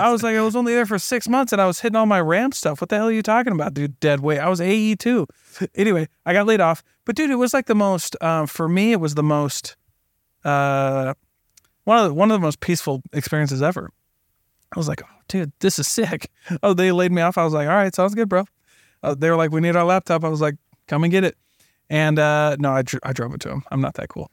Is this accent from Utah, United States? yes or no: no; the Midwest, Iowa, United States; I'm from the Midwest